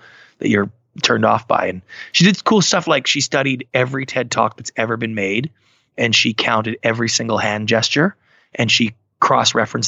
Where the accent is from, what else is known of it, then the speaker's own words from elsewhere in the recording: Canada; I'm Canadian